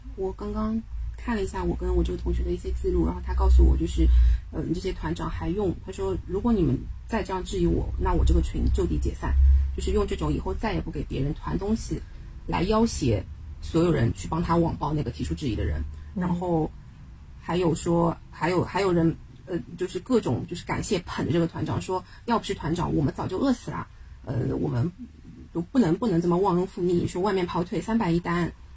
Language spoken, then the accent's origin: Chinese; Shanghai, China; 我们上海人